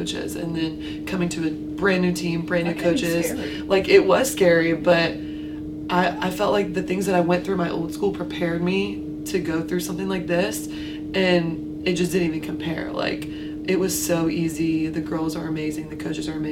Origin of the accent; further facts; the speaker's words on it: Wilmington, North Carolina, United States; moved away as an adult; now in Greenville, United States; I'm actually from Wilmington